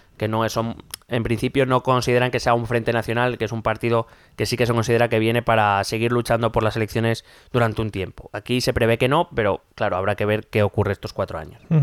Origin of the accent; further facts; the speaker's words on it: Spain; nosotros como españoles